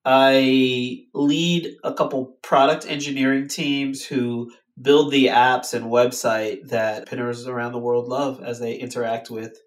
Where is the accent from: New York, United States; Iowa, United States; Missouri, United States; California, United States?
California, United States; Los Angeles; now in San Francisco, United States; so I'm actually from the Los Angeles area and I moved to the San Francisco Bay area to come work at Pinterest.